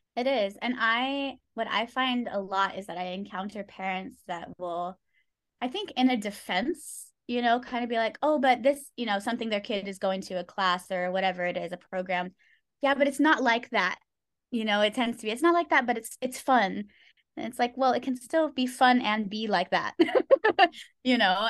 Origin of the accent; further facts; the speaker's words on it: California, United States; moved away as an adult; now in Thailand; I was born and raised in California